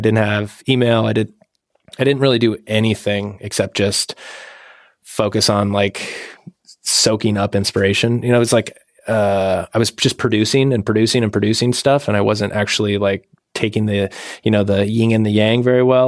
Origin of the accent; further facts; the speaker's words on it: Washington, United States; moved away; I'm from Washington State originally